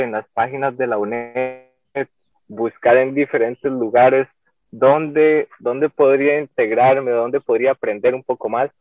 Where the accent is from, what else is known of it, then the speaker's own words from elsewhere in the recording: San Carlos, Alajuela, Costa Rica; also born or lived in San Vito de Coto Brus; now in San Vito, Costa Rica; Yo soy de San Carlos, vengo del CEU de San Carlos, actualmente vivo en San Vito de Cotobruz.